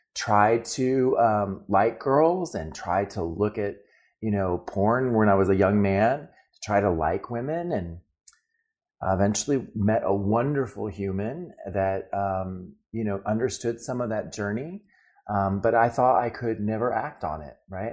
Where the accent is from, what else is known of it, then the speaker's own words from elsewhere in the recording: El Paso, Texas, United States; moved away as an adult; also born or lived in Germany; I was born in El Paso, Texas